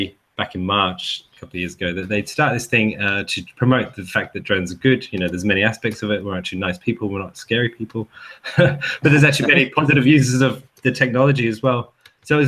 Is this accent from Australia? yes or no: yes; Perth, Western Australia, Australia; moved away; I grew up in Perth